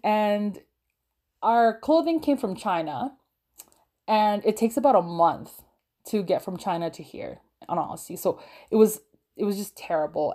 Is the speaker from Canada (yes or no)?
yes; Canada; also born or lived in Philippines; I was born and raised there until I was around six years old, and, uh, my family decided to immigrate to Canada. And I've been living here now in Canada for, I think, around sixteen years.